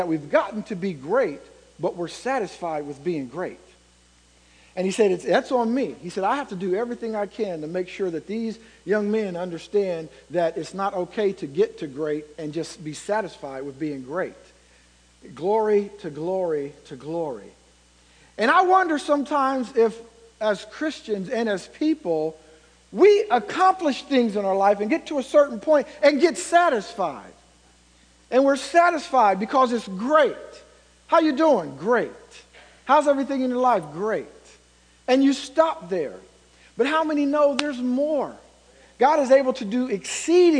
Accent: Ohio, United States; moved away as an adult; now in Indiana, United States; I'm from Ohio

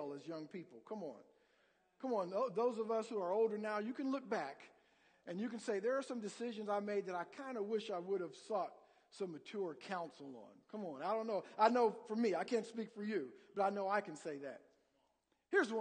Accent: Columbus, Ohio, United States; moved away; also born or lived in Indiana; I'm originally from Columbus, Ohio, and grew up, you know, a big Buckeye fan

